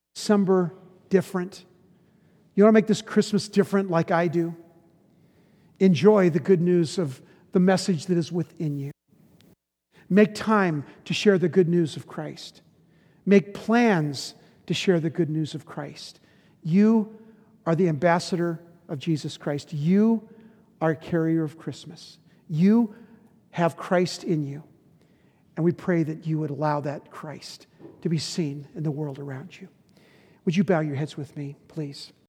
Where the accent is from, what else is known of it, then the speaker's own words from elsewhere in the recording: United States; we were raised in America in the fifties